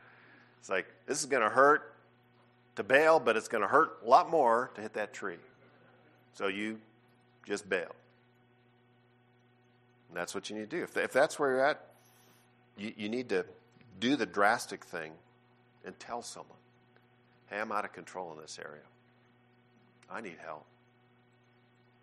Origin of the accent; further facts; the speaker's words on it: Canada; I'm from Canada. All my family are Canadian citizens, and so we grew up doing a lot of ice stuff